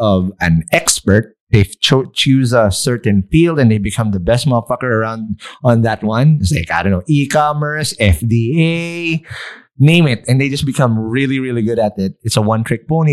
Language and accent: English; Philippines; we're just being Filipino ourselves too.